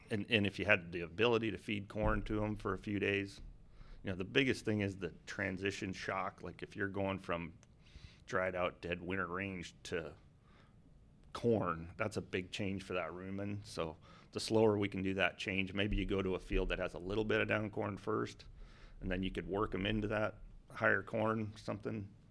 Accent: North Dakota, United States; so if you cut North Dakota in half, north, south, east, west. I grew up about there

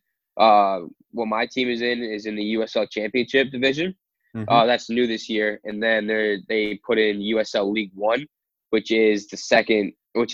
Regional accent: New York, United States; moved away as an adult; also born or lived in Philadelphia, Pennsylvania; now in Sacramento, United States; I'm from New York

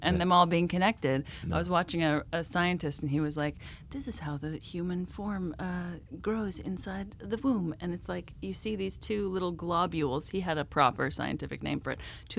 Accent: Halifax, Nova Scotia, Canada; born there; I was born in Halifax, Nova Scotia.

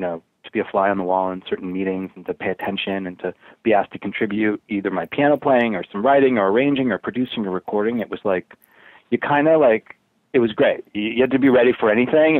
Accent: Boston, Massachusetts, United States; moved away as an adult; I grew up in Boston

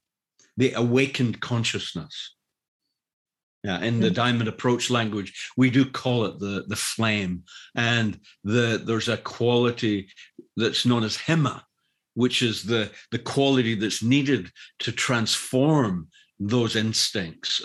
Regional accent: Glasgow, Scotland, United Kingdom; moved away; I grew up in Glasgow, which is an industrial city

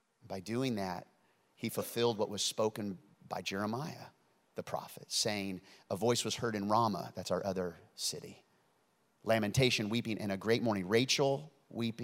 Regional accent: Independence, Missouri, United States; I was born in Independence, Missouri, on the outskirts of Kansas City

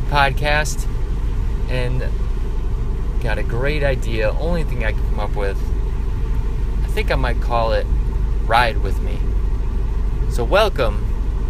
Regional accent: north of Chicago, Illinois, United States; now in Texas, United States; I'm originally from Illinois, a little north of Chicago

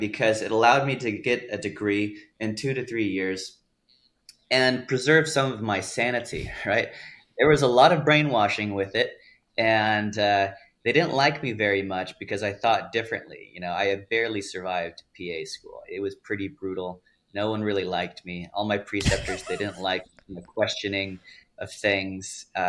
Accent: Italy; also born or lived in Texas, United States / Germany; I was born in Texas. And then I was raised in Europe, Italy and Germany for 8 years.

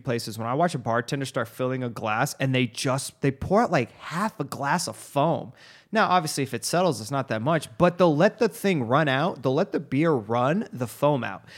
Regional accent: United States; being an American

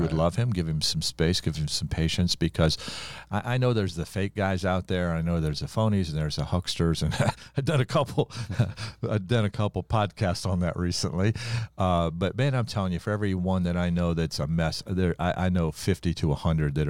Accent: Ohio, United States; I'll tell our audience that you and I grew up in Ohio.

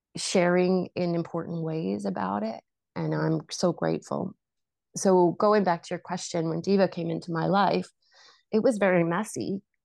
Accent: Vancouver, British Columbia, Canada; I grew up in Vancouver

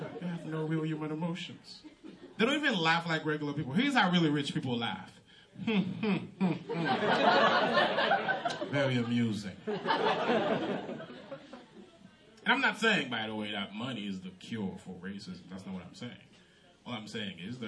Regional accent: Haiti; first language Haitian Creole; English is a second language; now in United States; I'm from Haiti. I'm Haitian.

